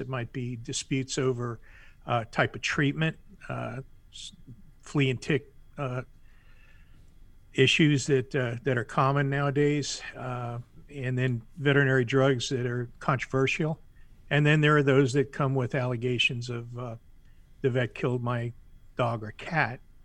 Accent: Miami, Florida, United States; moved away as an adult; now in South Carolina, United States; born and raised in Miami, lived most of my life in Florida, just moved to South Carolina

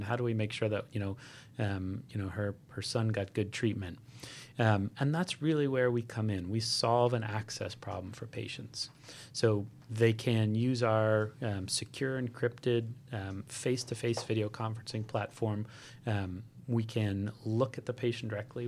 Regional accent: Hawaii, United States; I grew up in Hawaii

